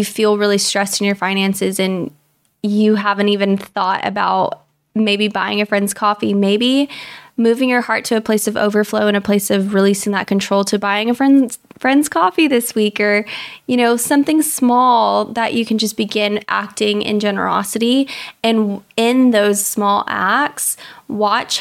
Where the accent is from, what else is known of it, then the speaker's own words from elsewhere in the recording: Texas, United States; moved away; I grew up in Texas